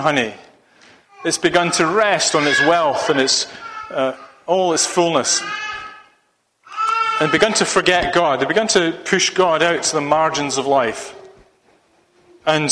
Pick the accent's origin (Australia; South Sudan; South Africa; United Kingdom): United Kingdom; Scotland; moved away; being a Scotsman